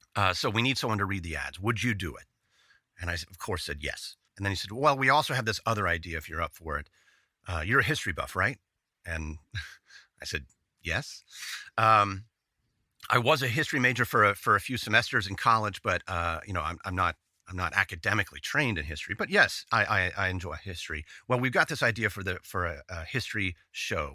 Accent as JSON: {"language": "English", "town": "Dallas", "region": "Texas", "country": "United States", "said": "I'm from Dallas. I still am in Dallas."}